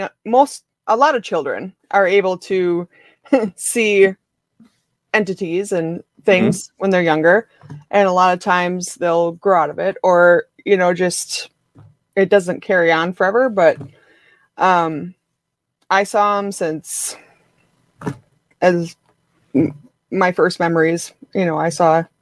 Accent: Rhinelander, Wisconsin, United States; I'm from Rhinelander, Wisconsin.

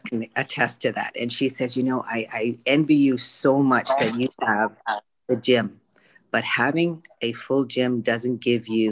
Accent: Canada; also born or lived in Vietnam; I moved to Canada when I was three.

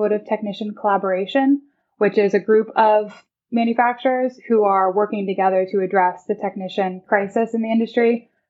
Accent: Evansville, Indiana, United States; Yes, I grew up, I moved around quite a bit when I was younger, but spent most of my childhood in southern Indiana, actually, a town called Evansville, Indiana.

